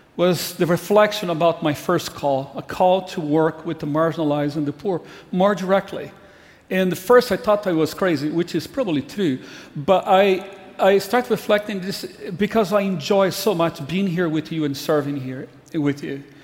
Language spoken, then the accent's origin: English; Brazil; moved away as an adult; I grew up in Brazil.